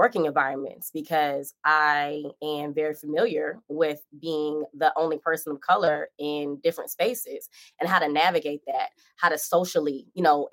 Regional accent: Lansing, Michigan, United States; moved away as an adult; also born or lived in Okemos, Michigan; now in New York City, United States; I was born and raised in Lansing, Sparrow Hospital

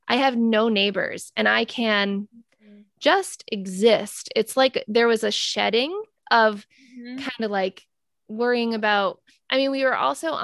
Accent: Rhode Island, United States; moved away as an adult; now in Maine, United States; we are both from Rhode Island.

